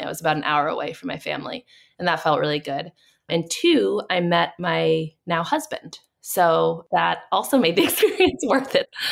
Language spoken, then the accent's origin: English; Boston, Massachusetts, United States; I'm from Boston